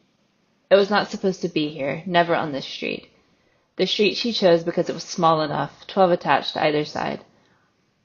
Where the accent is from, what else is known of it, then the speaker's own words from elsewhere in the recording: United States; accent: American; moved away as an adult; also born or lived in Northern Ireland / Galway; As you can probably tell from my accent, I'm American, but I spent the majority of my 20s in Ireland